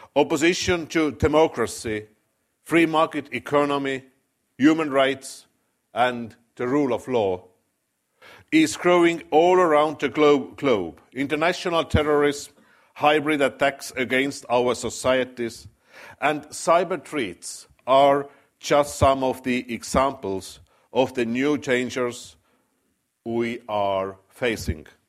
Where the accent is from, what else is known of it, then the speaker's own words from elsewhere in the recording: Estonia; My country, Estonia